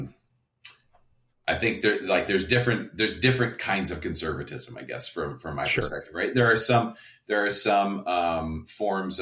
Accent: Canada; now in United States; I'm Canadian, so I'm neither of those parties. I'm not allowed to vote.

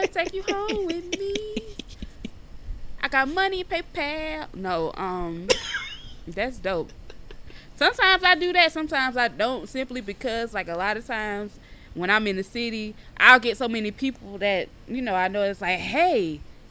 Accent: the South, United States; I'm from the South

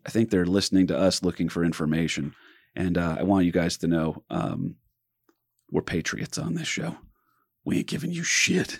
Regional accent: New Jersey, United States; he could tell I was from Jersey

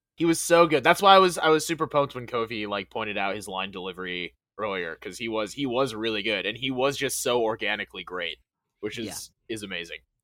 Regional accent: Western New York, United States; I'm from Western New York

